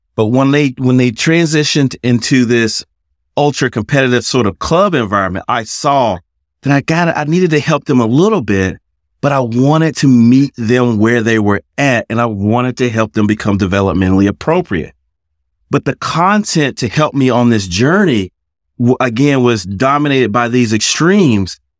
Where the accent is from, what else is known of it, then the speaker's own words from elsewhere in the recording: South Carolina, United States; moved away as an adult; also born or lived in England; now in Cary, United States; I'm originally from South Carolina, but now I live in Cary, North Carolina